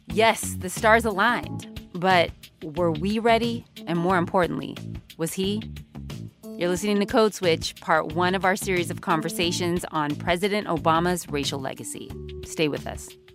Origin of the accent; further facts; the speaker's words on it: California, United States; my home state